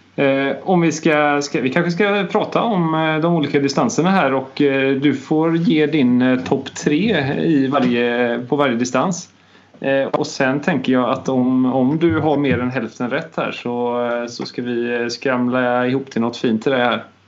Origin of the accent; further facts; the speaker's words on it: Bohuslän, Västra Götaland, Sweden; för mig som bohuslänning